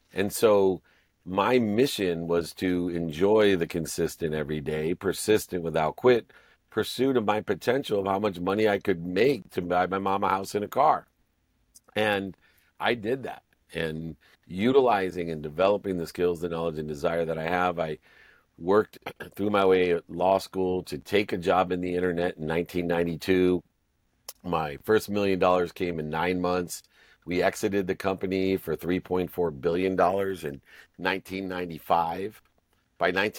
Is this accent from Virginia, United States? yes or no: no; Akron, Ohio, United States; born there; when I was born in Akron, Ohio, into a family of six kids, five boys and a girl.